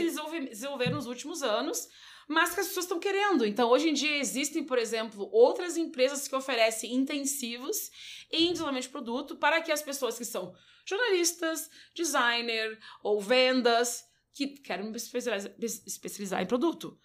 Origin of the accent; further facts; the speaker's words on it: Brazil; sou brasileira